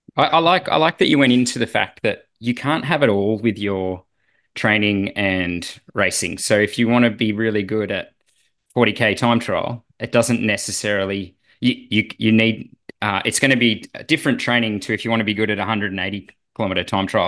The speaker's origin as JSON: {"language": "English", "country": "Australia"}